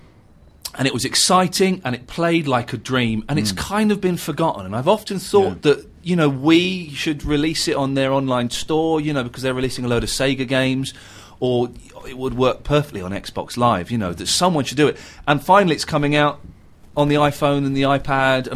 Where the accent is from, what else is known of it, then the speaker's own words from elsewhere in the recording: Slough, South East England, United Kingdom; also born or lived in Farnham Common; I moved from Slough to Farnham Common